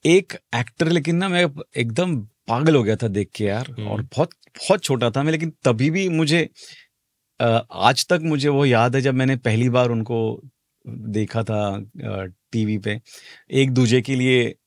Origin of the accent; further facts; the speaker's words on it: Mumbai, Maharashtra, India; मैं मुंबई बेस्ड बंदा हूँ मतलब महाराष्ट्र में पैदा पला बड़ा हूँ मालवनी का हूँ